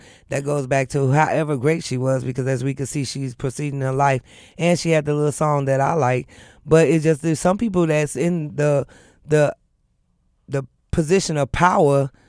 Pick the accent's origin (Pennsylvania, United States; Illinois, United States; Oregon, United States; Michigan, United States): Illinois, United States; Chicago; growing up in Chicago